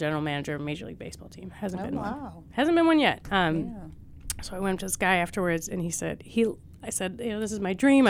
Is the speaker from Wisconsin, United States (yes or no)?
no; outside Buffalo, New York, United States; moved away; I'm from outside Buffalo, New York